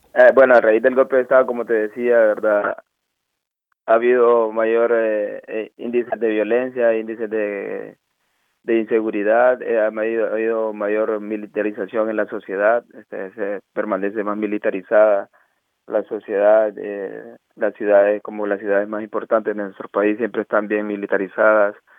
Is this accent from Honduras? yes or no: yes; Choluteca, Honduras; moved away as an adult; now in Stralsund, Germany; soy de, de Honduras, de Choluteca